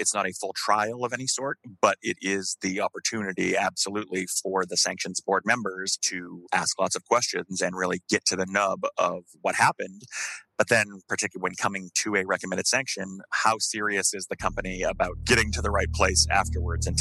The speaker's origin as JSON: {"language": "English", "country": "United States", "said": "as an American lawyer"}